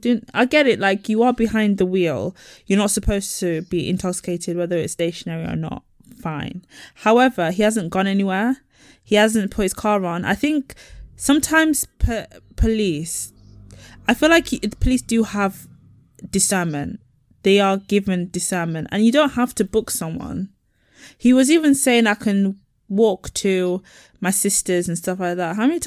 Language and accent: English; Nigeria; What about me? I'm Nigerian. What about us?